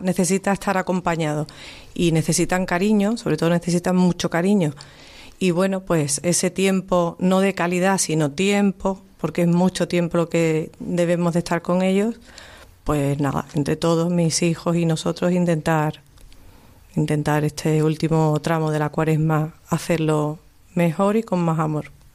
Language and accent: Spanish; Cádiz, Andalusia, Spain; now in Seville, Spain; yo que soy de Cádiz